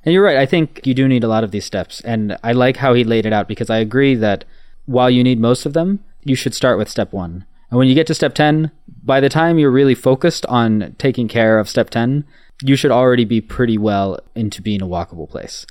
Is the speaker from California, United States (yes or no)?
yes; Los Angeles, California, United States; I'm from Los Angeles